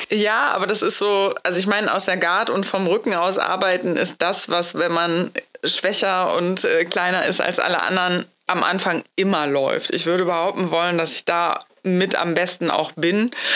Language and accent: German; Hamburg, Germany; moved away; das ist ja meine Heimatstadt. Da war ich aber schon weg äh, aus Hamburg schon was länger.